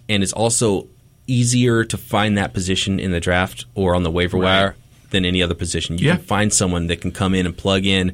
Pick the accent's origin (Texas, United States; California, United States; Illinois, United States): California, United States; Visalia; I grew up in Visalia, California